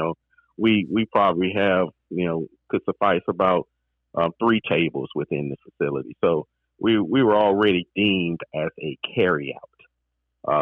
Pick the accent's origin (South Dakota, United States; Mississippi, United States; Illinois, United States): Mississippi, United States; moved away as an adult; also born or lived in Baton Rouge, Louisiana; grew up in Mississippi, went to school in Louisiana